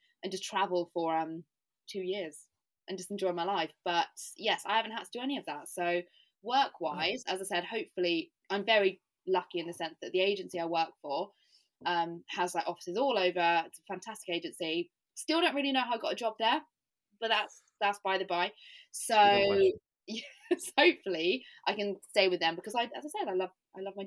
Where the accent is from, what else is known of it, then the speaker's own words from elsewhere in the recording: United Kingdom; also born or lived in Southampton; now in London, United Kingdom; I'm from Britain